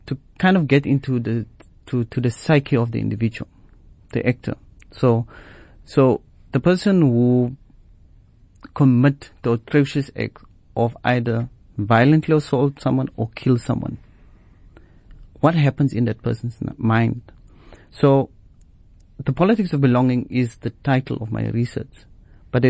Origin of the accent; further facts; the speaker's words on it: South Africa; I am either South African